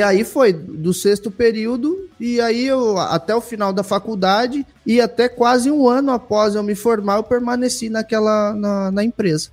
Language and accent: Portuguese; São Paulo, Brazil; moved away as an adult; also born or lived in Sinop, Mato Grosso; now in Mato Grosso do Sul, Brazil; sou de São Paulo, capital